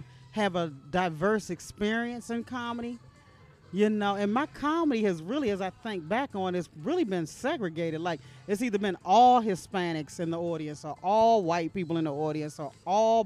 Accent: Maryland, United States; now in Los Angeles, United States; I am from Maryland, right outside of Washington, D.C.

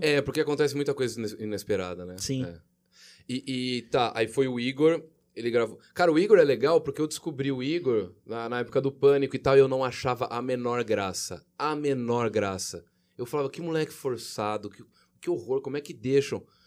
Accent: Jaú, São Paulo, Brazil; Eu sou de Jaú, 15 de Jaú

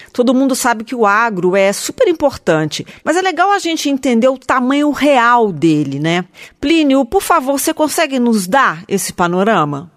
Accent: Juiz de Fora, Minas Gerais, Brazil; eu sou mineira de Juiz de Fora

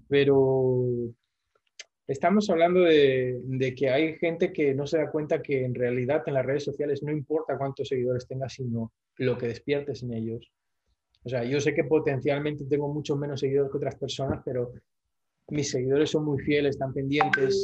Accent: Oviedo, Asturias, Spain; now in Bolivia; España, que es de donde yo soy

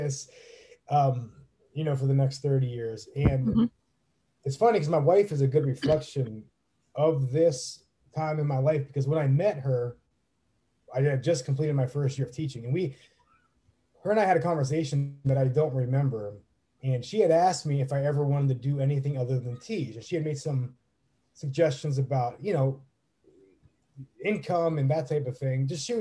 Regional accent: Northeast Ohio, United States; now in Tampa, United States; I'm from Northeast Ohio

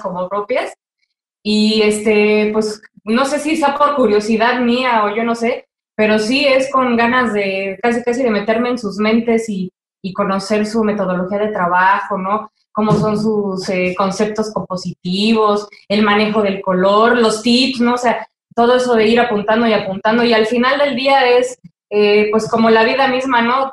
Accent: Toluca, State of Mexico, Mexico; moved away as an adult; vivir fuera de mi ciudad natal

